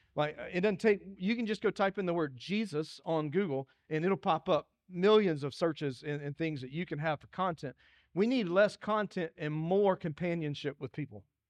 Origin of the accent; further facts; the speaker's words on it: Dillon, South Carolina, United States; moved away; When people ask where I'm from, I'm, I'm, tell people I'm from Dillon, 'cause that's where I'm from.